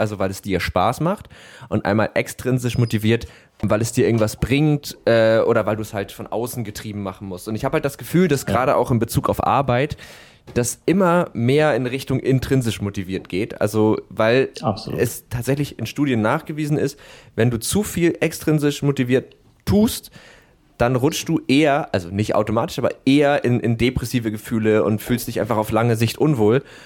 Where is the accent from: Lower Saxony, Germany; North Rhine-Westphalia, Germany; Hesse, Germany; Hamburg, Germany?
Hamburg, Germany; ich komme ursprünglich aus Harburg